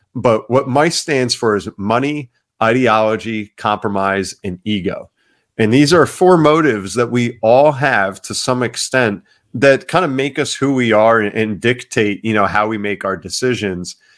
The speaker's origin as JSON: {"language": "English", "town": "Ocean Township", "region": "New Jersey", "country": "United States", "tie": "born or raised there", "said": "I grew up in Ocean Township, New Jersey"}